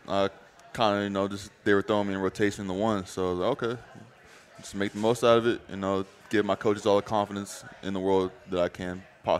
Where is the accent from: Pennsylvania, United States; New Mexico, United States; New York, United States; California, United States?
New Mexico, United States; born there; also born or lived in Tennessee; No, so I was born in New Mexico.